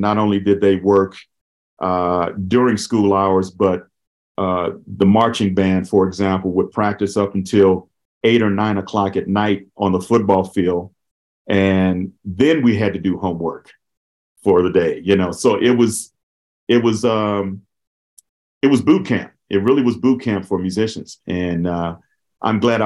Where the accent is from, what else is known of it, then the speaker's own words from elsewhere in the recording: Los Angeles, California, United States; I grew up in South Central Los Angeles. A lot of people call it Watts